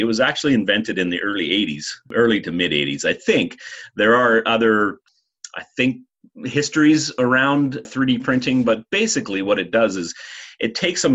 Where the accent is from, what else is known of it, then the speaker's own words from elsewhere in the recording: Rossland, British Columbia, Canada; also born or lived in Vancouver; I grew up in Rosslyn, which is another small community near where the college is.